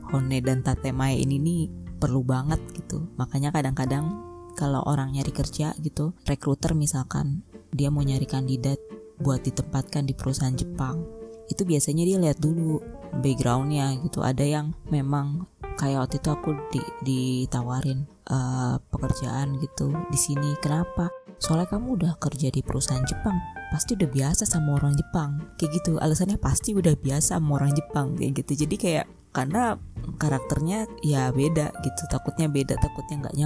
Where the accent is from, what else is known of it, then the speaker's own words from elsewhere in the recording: Java, Indonesia; aku juga orang Jawa tapi aku ceplos-ceplos gitu